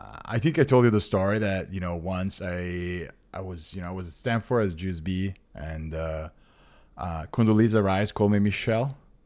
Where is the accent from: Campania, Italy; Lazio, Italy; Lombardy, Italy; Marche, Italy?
Lazio, Italy; Rome; I grew up in Rome. You know, I had a very traditional Italian life. Was raised Christian Catholic.